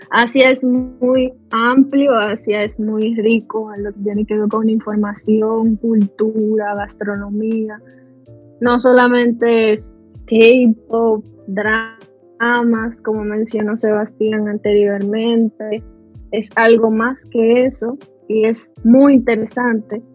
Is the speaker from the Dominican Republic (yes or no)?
yes; Dominican Republic; soy dominicana, dominicanísima